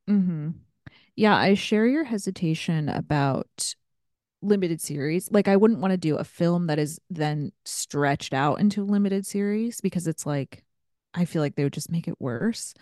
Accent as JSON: {"language": "English", "region": "Ohio", "country": "United States", "tie": "born or raised there", "said": "I grew up in Ohio"}